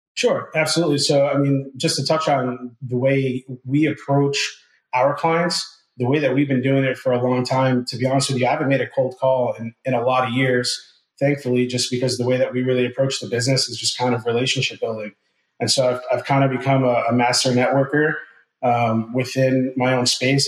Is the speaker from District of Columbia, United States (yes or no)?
no; New Jersey, United States; moved away as an adult; now in Ponte Vedra Beach, United States; I'm born and raised in New Jersey, uh, moved down here to Northeast Florida about six uh, years ago